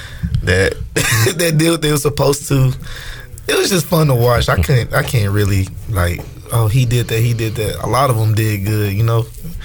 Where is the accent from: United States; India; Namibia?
United States; Houston, Texas; moved away; Oh, dang, I am from Houston.